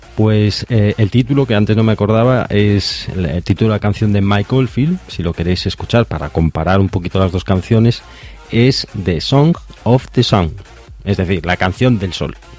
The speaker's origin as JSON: {"language": "Spanish", "town": "A Coruña", "region": "Galicia", "country": "Spain", "said": "de Coruña, de aquí de donde soy yo, de Galicia"}